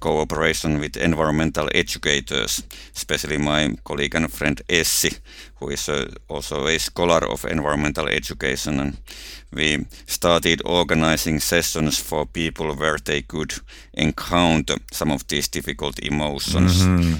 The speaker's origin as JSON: {"language": "English", "country": "Finland", "first_language": "Finnish", "second_language": "English", "said": "And in the Finnish language, my native language, the way we use ahdistus, anxiety, is not very pathologizing."}